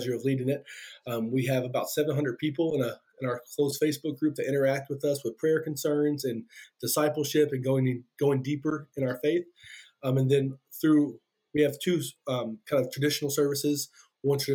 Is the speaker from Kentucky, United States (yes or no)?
yes; Kentucky, United States; now in Monticello, Indiana, United States; I'm from Kentucky, if you can hear that accent.